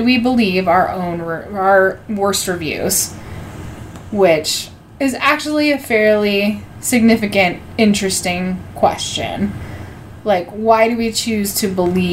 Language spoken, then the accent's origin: English; Nevada, United States; I grew up in Nevada